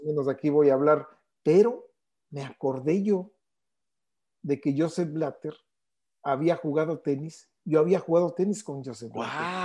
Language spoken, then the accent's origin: Spanish; Mexico City, Mexico; ahí nací prácticamente en el Deportivo Chapultepec